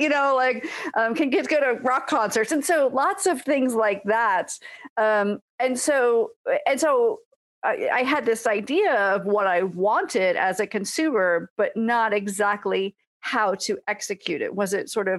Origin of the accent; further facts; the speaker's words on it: New York, United States; moved away as an adult; also born or lived in California; now in Seattle, United States; I grew up in New York, lived in California